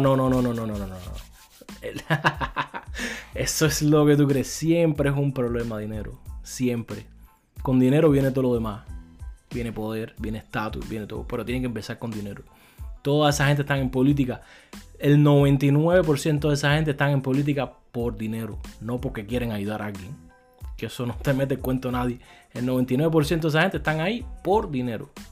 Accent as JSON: {"language": "Spanish", "country": "Cuba", "said": "como cubano"}